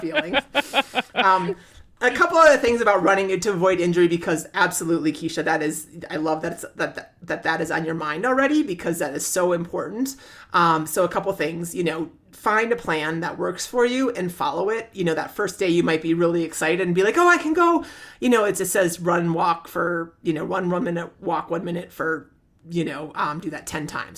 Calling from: Burlington, Ontario, Canada; I'm calling from Burlington, Ontario, Canada

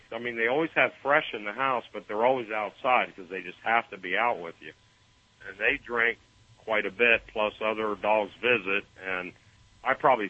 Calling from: Stuart, Florida, United States; So little north of West Palm Beach in Stuart.

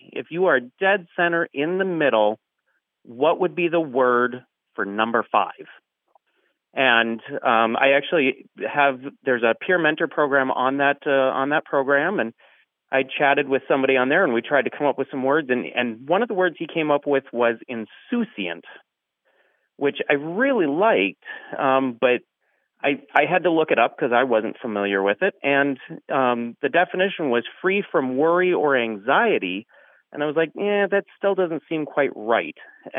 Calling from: Bismarck, North Dakota, United States; I'm calling from Bismarck, North Dakota.

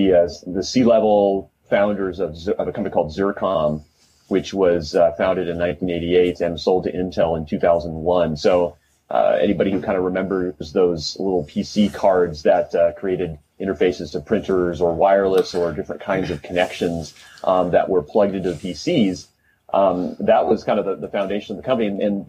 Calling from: Los Angeles, California, United States; I'm VP of Product Marketing with Riverbed Xeris, and I am calling from Porter Ranch, California, which is just outside of Los Angeles.

